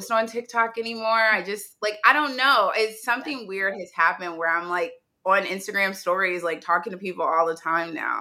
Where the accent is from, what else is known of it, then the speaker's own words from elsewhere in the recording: Indianapolis, Indiana, United States; also born or lived in New York; now in Los Angeles, United States; my hometown is Indianapolis, Indiana, and I currently live in Los Angeles, California